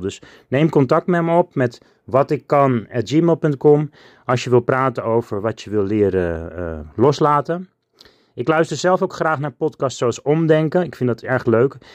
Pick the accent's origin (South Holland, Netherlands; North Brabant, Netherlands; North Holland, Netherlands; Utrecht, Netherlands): North Holland, Netherlands; Alkmaar; Ik woon in Alkmaar. Ik ben geboren in Alkmaar op 5 augustus 1977